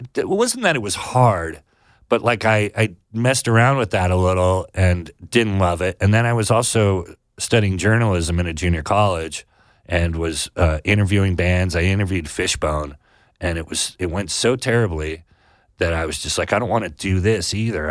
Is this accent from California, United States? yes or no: yes; Sonoma, California, United States; I grew up in Sonoma